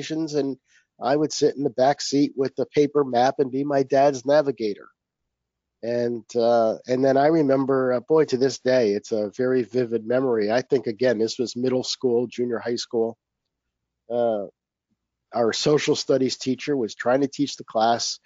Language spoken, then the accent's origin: English; Connecticut, United States; I grew up in Connecticut